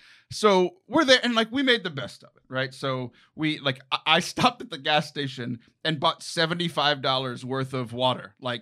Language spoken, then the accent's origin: English; Lake Jackson, Texas, United States; moved away; I went home to my hometown, Lake Jackson, Texas